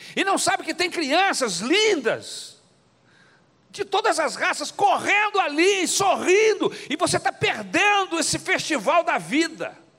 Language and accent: Portuguese; Brazil; nós que somos brasileiros, por causa da nossa cultura católica